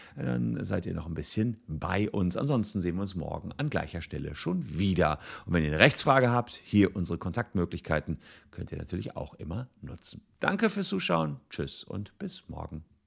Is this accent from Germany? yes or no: yes; Gevelsberg, North Rhine-Westphalia, Germany; in meiner Heimatstadt Gefelsberg